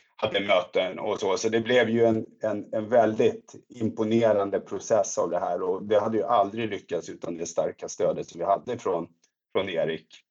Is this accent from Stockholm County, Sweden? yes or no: yes; Stockholm area, Stockholm County, Sweden; moved away as an adult; now in Växjö, Sweden; Jag, jag är ju uppvuxen i Stockholmstrakten och kom hit då för ett antal år sedan